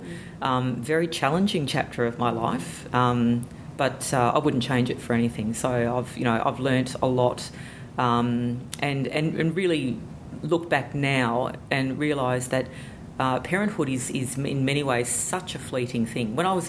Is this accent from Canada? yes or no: no; Sydney, New South Wales, Australia; moved away as an adult; now in Cairns, Australia; I've lived here for just over 25 years. And to be honest, I came from Sydney.